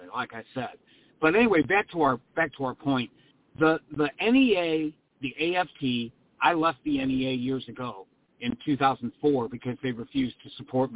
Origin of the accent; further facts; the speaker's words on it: Missouri, United States; moved away as an adult; now in Florida, United States; in my home state where I taught in the state of Missouri